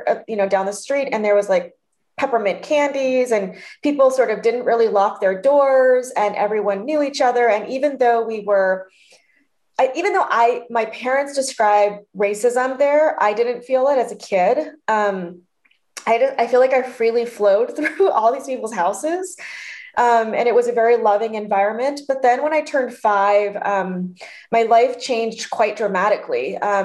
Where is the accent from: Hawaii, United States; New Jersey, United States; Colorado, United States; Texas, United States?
Colorado, United States; Denver; born there; So I was born in Denver, Colorado, and I lived there for 5 years.